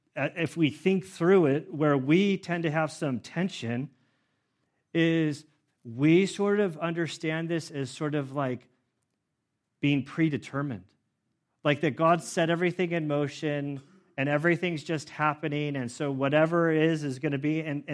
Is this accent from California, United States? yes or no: yes; Carmel, California, United States; born there; So that means that I was born in 1974 in Carmel, California, to a super dysfunctional family